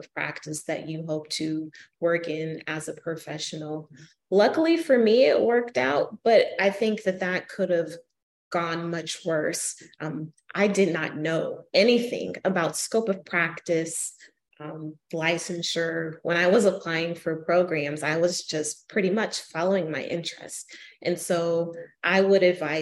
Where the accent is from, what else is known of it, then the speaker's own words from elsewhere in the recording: Arizona, United States; now in Kalamazoo, United States; my hometown in Arizona